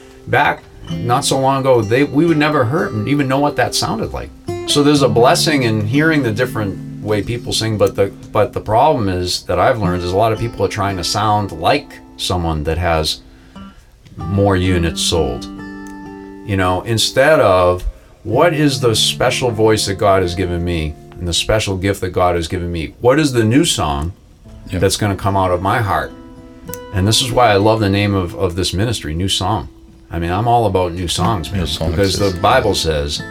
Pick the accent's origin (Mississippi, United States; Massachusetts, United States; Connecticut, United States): Massachusetts, United States; Boston; I'm from Boston